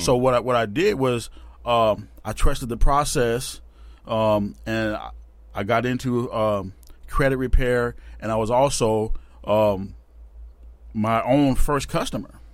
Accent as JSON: {"language": "English", "town": "Tacoma", "region": "Washington", "country": "United States", "tie": "born or raised there", "said": "Born and bred right here in Tacoma."}